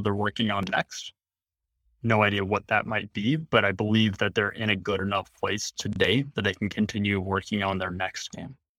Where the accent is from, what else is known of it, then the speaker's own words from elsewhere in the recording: Tennessee, United States; I'm actually from Tennessee